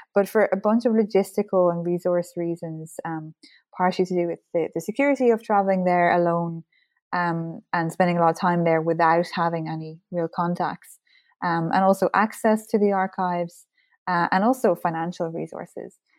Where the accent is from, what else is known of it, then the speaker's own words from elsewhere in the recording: Ireland; as an Irish person, history is very much part of our identity and our culture, so I certainly grew up, uh, surrounded by, um, books